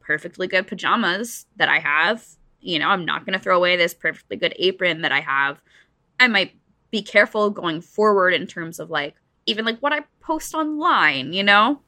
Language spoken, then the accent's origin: English; New Jersey, United States; I grew up in New Jersey, so I was, like, not too far